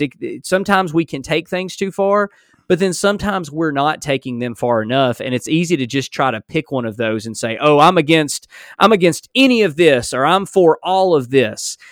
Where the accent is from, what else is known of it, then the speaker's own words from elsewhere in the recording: Alabama, United States; accent: strong southern drawl; I'm from Alabama or simply because I have a strong southern drawl